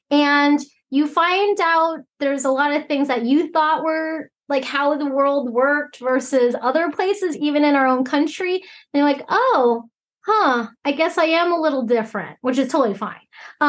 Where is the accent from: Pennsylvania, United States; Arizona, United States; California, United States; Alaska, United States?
Alaska, United States; English is a second language; also born or lived in Hong Kong / Boise, Idaho; so I live here currently right now in Fairbanks, Alaska. I'm Chinese, so I was actually born in Hong Kong and I immigrated to Alaska, which is part of the United States, of course, when I was maybe a month and a half. So I grew up in Alaska